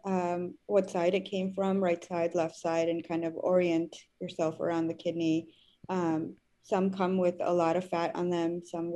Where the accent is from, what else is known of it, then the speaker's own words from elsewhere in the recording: New York, United States; moved away as an adult; also born or lived in Cayman Islands / Phoenix; I grew up in New York